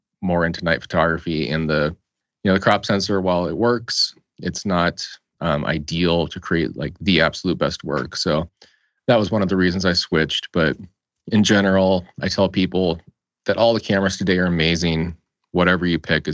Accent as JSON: {"language": "English", "region": "Colorado", "country": "United States", "said": "I am originally from Colorado"}